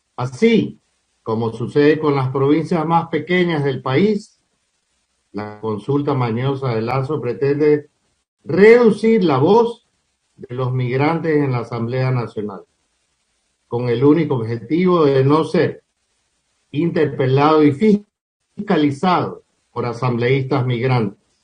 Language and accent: Spanish; Ecuador; moved away